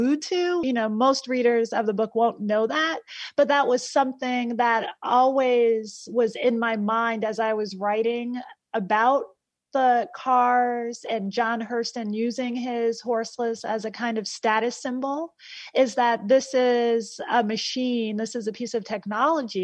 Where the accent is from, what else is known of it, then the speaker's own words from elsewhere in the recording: Essex County, New Jersey, United States; I am from New Jersey, and I am now writing a piece that relies on the history of where I live and where I'm from in Essex County, New Jersey.